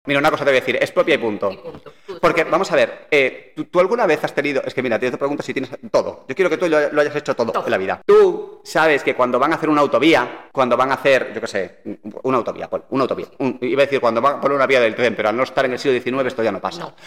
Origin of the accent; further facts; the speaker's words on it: Galicia, Spain; Somos gallegos, espera, somos gallegos